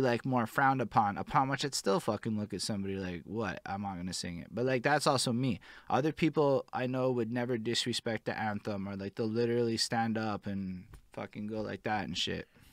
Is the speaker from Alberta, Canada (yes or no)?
no; Montreal, Quebec, Canada; I'm from Montreal